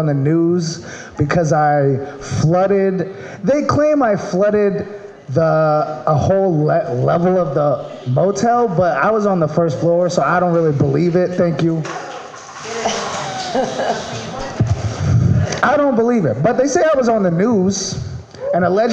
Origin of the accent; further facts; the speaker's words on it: Maryland, United States; now in California, United States; I'm from Maryland